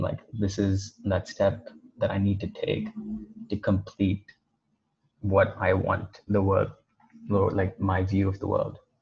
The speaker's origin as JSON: {"language": "English", "region": "Dubai", "country": "United Arab Emirates", "tie": "born or raised there", "said": "I was born and brought up in Dubai"}